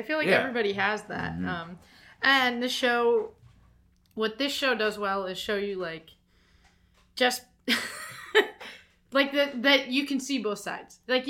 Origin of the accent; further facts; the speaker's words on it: Arizona, United States; moved away; I'm being from Arizona.